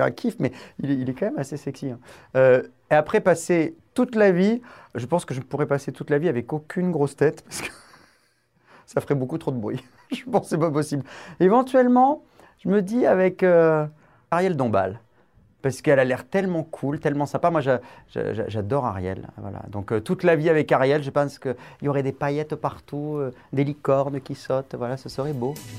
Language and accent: French; Essonne, Île-de-France, France; also born or lived in Bordeaux / Bassin d'Arcachon; Je suis originaire du 91, je suis né euh, dans l'Essonne, mais je suis originaire à la base, toute ma famille